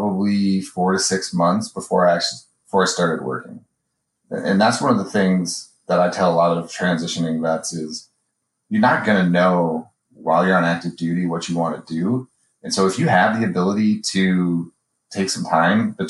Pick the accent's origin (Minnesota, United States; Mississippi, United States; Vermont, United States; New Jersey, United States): Minnesota, United States; moved away as an adult; also born or lived in Colorado Springs / Seattle area / Hickam; I grew up in Minnesota